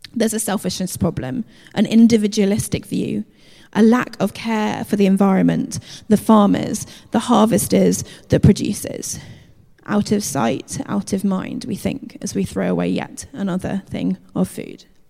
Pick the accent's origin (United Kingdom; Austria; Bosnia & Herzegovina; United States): United Kingdom; we're British